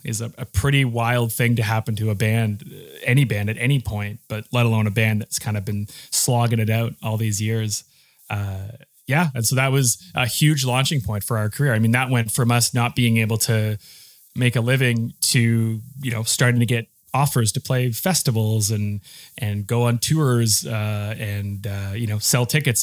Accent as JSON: {"language": "English", "town": "Saskatoon", "region": "Saskatchewan", "country": "Canada", "tie": "born or raised there", "said": "growing up in a place like Saskatchewan when we were nineteen"}